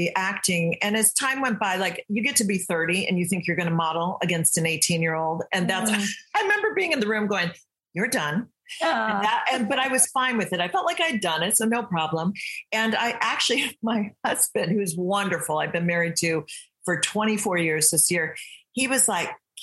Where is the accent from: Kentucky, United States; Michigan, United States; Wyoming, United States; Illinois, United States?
Michigan, United States; moved away as an adult; also born or lived in England; now in California, United States; I grew up in Michigan.